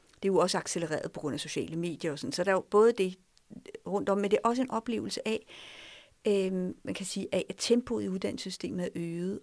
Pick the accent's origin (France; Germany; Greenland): France; now in Denmark; Jeg voksede op i Frankrig. Jeg er gået i fransk skole i mange år